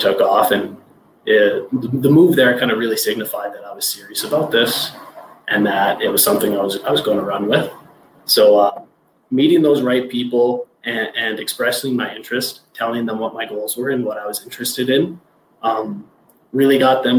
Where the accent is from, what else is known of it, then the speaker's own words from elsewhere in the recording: Calgary, Alberta, Canada; moved away as an adult; also born or lived in Finland / British Columbia; growing up being a teenager, I lived in Northwest Calgary